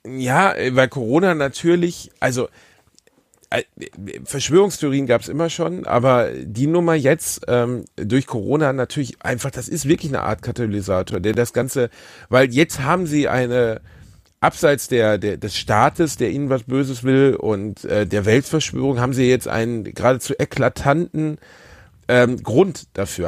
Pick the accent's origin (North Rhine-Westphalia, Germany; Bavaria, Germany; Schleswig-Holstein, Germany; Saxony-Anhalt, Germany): North Rhine-Westphalia, Germany; Gelsenkirchen; ich komme aus Gelsenkirchen, so also bei uns heißt das Satanisten